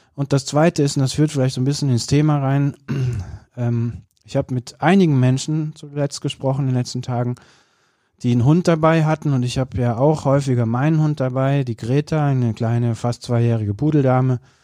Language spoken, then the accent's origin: German; countryside not far from Cologne, North Rhine-Westphalia, Germany; ich bin auf dem Land groß geworden, jetzt äh, nicht total weit von Köln weg, aber doch auf dem platten Land